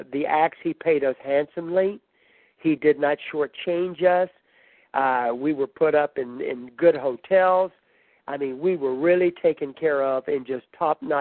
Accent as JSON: {"language": "English", "town": "Baton Rouge", "region": "Louisiana", "country": "United States", "said": "I was from Louisiana, you know, I was from Baton Rouge"}